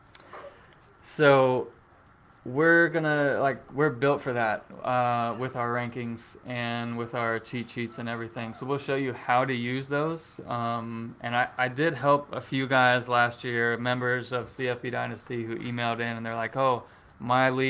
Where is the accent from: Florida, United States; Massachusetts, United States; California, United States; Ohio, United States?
Florida, United States; Gainesville; I was born in Gainesville